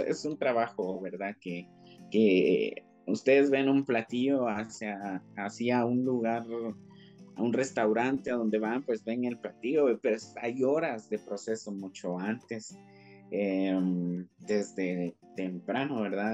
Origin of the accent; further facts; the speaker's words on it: Guatemala; nuestra Guatemala